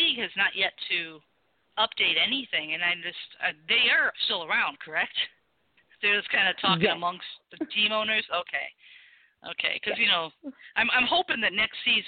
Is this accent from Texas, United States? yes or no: no; Chicago, Illinois, United States; I'm from Chicago. So I kind of – you know, I have that little ka sound